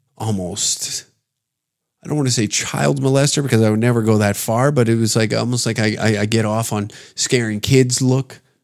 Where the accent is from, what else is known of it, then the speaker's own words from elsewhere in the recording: Canada; I'm speaking as a Canadian